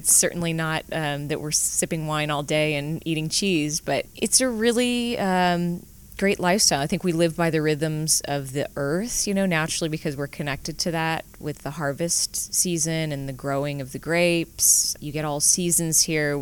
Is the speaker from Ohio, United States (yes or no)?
no; Sonoma County, California, United States; also born or lived in Crescent City, California / Eugene, Oregon / France / Bordeaux; now in Napa, United States; I was born in Crescent City, but really raised in Sonoma County